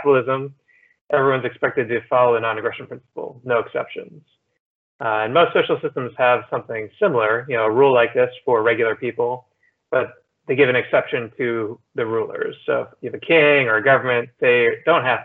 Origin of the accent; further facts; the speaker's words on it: New Jersey, United States; also born or lived in Pittsburgh / Philadelphia / New York; now in Miami, United States; I grew up in New Jersey, then I lived in Pittsburgh, Philadelphia